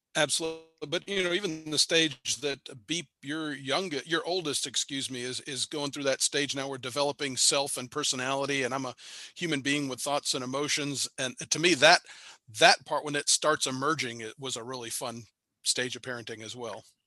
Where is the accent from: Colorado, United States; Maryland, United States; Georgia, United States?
Georgia, United States; Marietta; now in Cartersville, United States; I grew up in Marietta, which is a little bit south of where I am